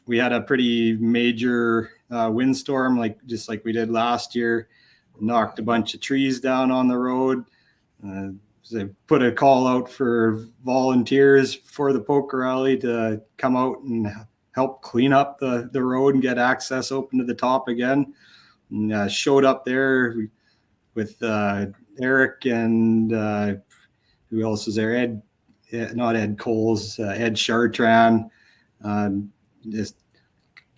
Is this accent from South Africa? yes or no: no; Red Deer, Alberta, Canada; I grew up in Red Deer.